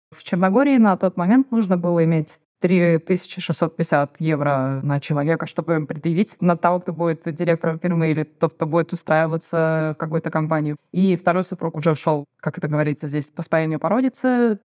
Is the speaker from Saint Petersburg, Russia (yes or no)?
yes; Saint Petersburg, Russia; moved away as an adult; now in Herceg Novi, Montenegro; Я из Санкт-Петербурга, муж из Кирова